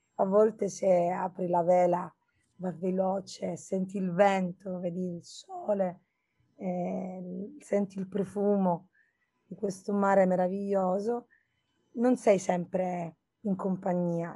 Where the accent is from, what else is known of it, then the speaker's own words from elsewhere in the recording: Birgi, Sicily, Italy; also born or lived in Erice; Io sono nata lì e sono cresciuta a Birgi di fronte a Mozia, nello Stagnone